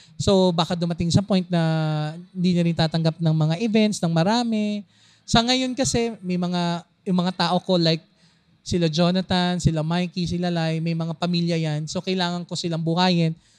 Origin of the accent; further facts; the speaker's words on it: Quezon City, Metro Manila, Philippines; taga Navaliches ako